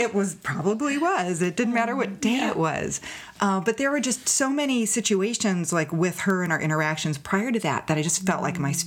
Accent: Morgan Hill, California, United States; also born or lived in Los Gatos, California; I grew up in Morgan Hill, and we were on a ranch. We actually moved down here from Los Gatos at the end of my sixth grade.

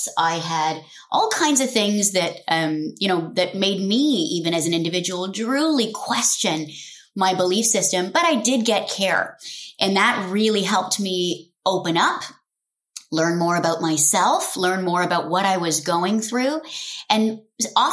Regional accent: Nairobi, Kenya; also born or lived in London, England; I was born in London, and over a couple of months, we moved back to our home in Kenya at the time in Nairobi, and got to start my childhood there.

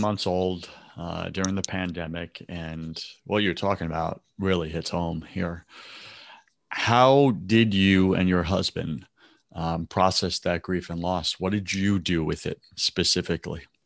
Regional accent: New York, United States; I'm from New York

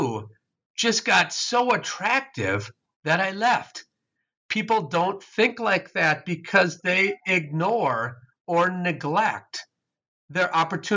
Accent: Wisconsin, United States; I was raised in Wisconsin.

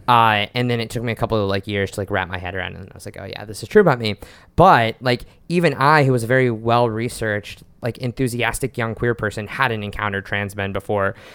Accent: Oklahoma City, Oklahoma, United States; now in New York, United States; I was out as queer growing up in Oklahoma City

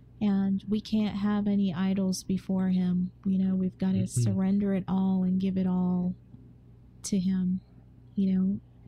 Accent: England, United Kingdom; moved away; growing up in England, too

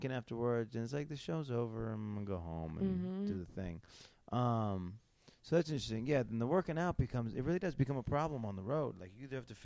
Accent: Syracuse, New York, United States; moved away; my hometown, mm-hmm. which is Syracuse.

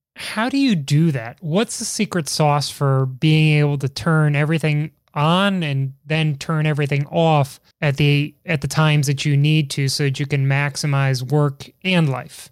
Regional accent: Chicago, Illinois, United States; accent: Chicago; now in Washington, D.C., United States; my terrible Chicago accent

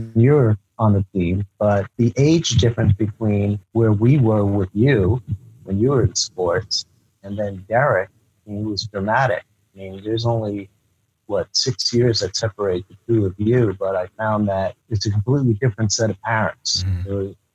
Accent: Northern New Jersey, United States; I was third generation Japanese, and I grew up in the New Jersey area

